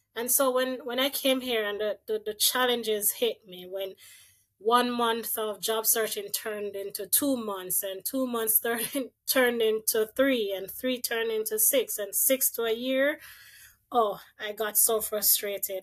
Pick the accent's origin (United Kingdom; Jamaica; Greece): Jamaica; moved away as an adult; also born or lived in Saskatchewan, Canada; now in Ottawa, Canada; growing up in Jamaica